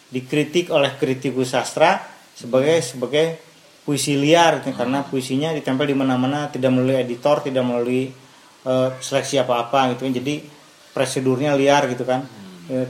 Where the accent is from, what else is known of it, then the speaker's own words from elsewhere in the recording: Garut, West Java, Indonesia; saya dilahirkan di Garut, hmm. dibesarkan di Garut dalam lingkungan kesenian tradisional Garut.